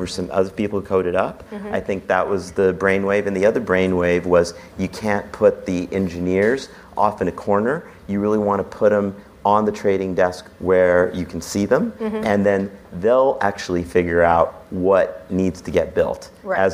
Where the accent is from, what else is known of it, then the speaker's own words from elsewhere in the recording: New Mexico, United States; moved away; New Mexico. It's my home state